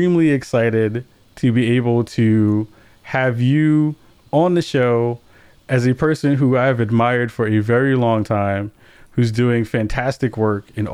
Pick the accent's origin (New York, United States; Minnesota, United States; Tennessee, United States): New York, United States; New York City; I grew up in the Northeast Bronx.